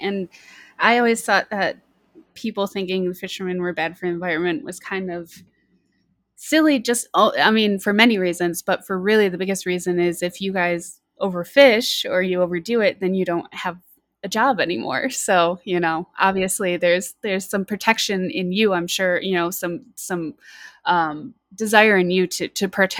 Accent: Michigan, United States; Yeah, I'm originally from Michigan, so a lot of whitefish and stuff up there

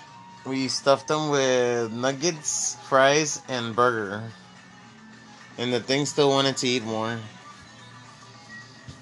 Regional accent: Texas, United States; I'm a Texan

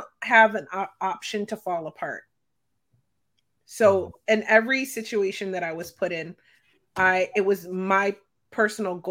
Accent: Philadelphia, Pennsylvania, United States; I'm from Philadelphia, Pennsylvania

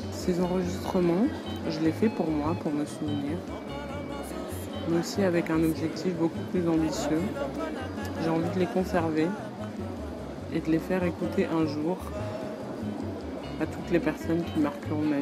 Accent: France; J'ai 22 ans, j'ai grandi en France, mais toute ma famille est originaire du Congo-Brazzaville.

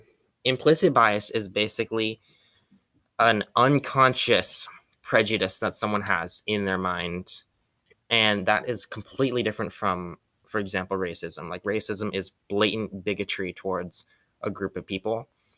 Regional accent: Philippines; So I'm Filipino.

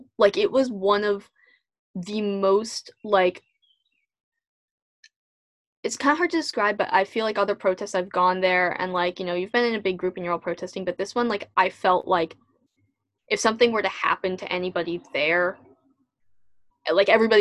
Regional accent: Natick, Massachusetts, United States; also born or lived in Norton, Massachusetts; I grew up in Natick

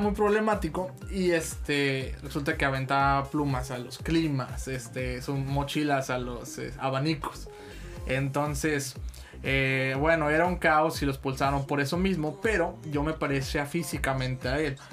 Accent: Tampico, Tamaulipas, Mexico; yo soy de aquí, de Tampico, Tamaulipas

